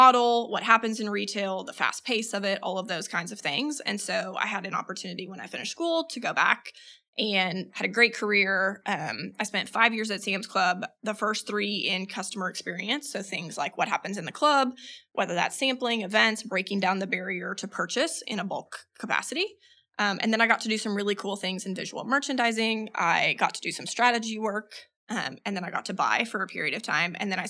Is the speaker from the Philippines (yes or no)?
yes; Philippines; moved away as an adult; So I was born and raised in the Philippines. My parents were missionaries. They met overseas. My siblings and I were all born there. So I lived there till I was 18